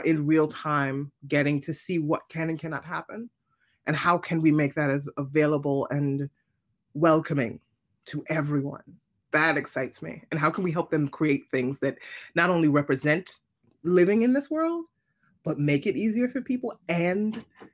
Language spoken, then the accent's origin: English; New York City, New York, United States; I'm a New Yorker